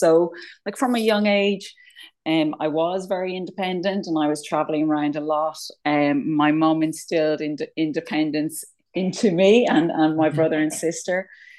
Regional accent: Sligo, Connacht, Ireland; moved away as an adult; also born or lived in London; I'm from Sligo. So I'm from just north of Sligo town. So yeah, born and bred Sligo woman.

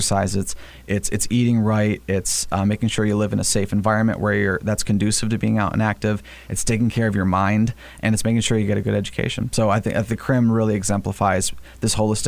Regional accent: Flint, Michigan, United States; I'm from Flint

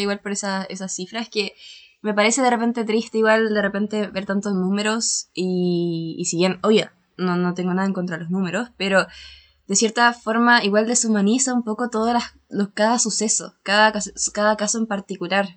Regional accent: Chile; soy bien, bien de Chile

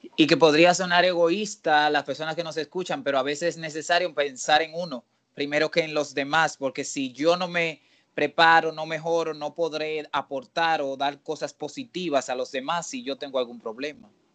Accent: Dominican Republic

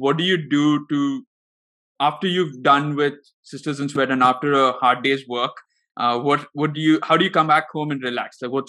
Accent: India; started off watching cricket because as Indian families do, we do.

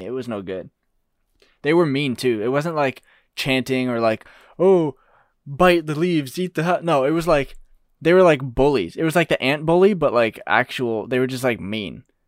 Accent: United States; We're American

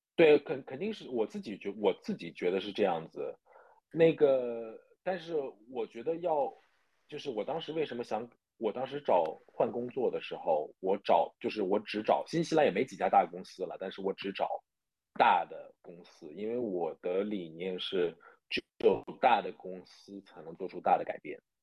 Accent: Zhejiang, China; moved away as an adult; also born or lived in New Zealand; 我是浙江人嘛

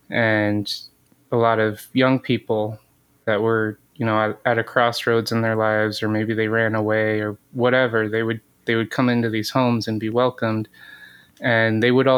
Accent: north of Redding, Northern California, United States; moved away as an adult; also born or lived in Michigan / Detroit, Michigan; now in Battle Creek, United States; I was born in Michigan and my whole family's from here. But my mom actually raised my sister and I in California. Oh. So I grew up in Northern California.

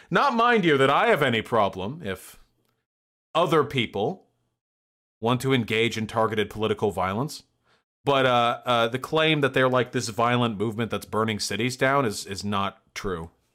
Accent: Beverly Hills, California, United States; Beverly Hills. My hometown

